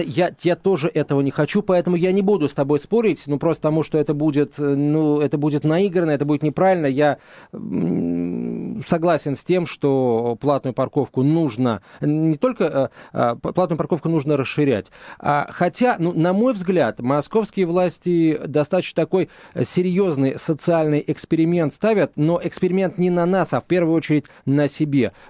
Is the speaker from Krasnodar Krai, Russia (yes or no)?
no; Moscow, Russia; Мы, москвичи